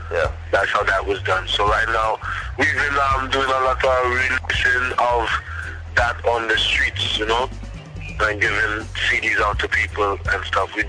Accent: Trinidad & Tobago; I'm from Trinidad

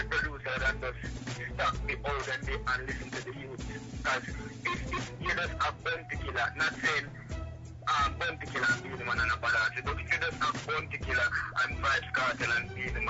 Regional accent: Kingston, Saint Andrew, Jamaica; As you know, I come from Maxfield, a small garrison in Jamaica, Kingston 13, you know what I'm saying?

